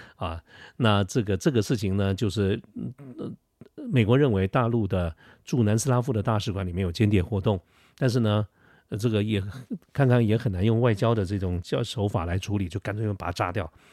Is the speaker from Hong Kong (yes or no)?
no; Taiwan; 作为一个台湾人